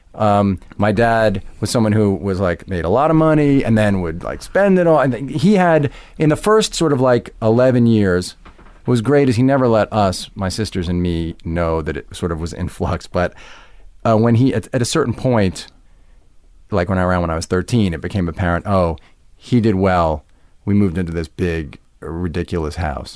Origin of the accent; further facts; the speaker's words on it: Roslyn, New York, United States; also born or lived in Westbury, New York; I grew up first in Westbury and then in a town called Roslyn